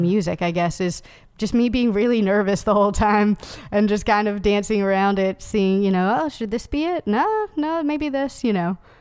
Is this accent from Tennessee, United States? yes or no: yes; Knoxville, Tennessee, United States; now in Nashville, United States; I grew up in Knoxville